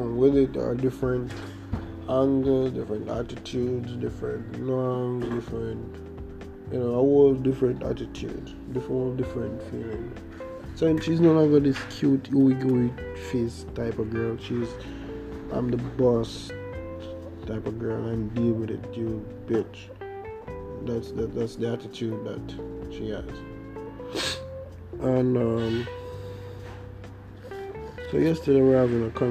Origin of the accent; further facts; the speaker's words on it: Jamaica; accent: Jamaican; from you hear my accent, you can tell that I'm Jamaican